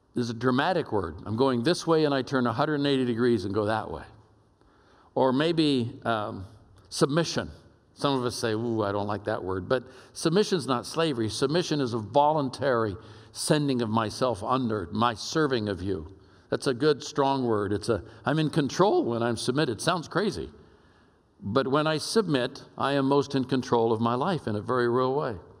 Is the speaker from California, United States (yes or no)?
yes; Oakland, California, United States; moved away; I'm a kid from East Oakland, California